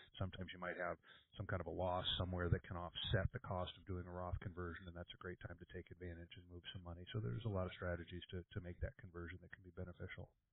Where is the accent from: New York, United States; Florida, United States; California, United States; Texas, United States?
California, United States; moved away as an adult; I spent the first 35 years of my life there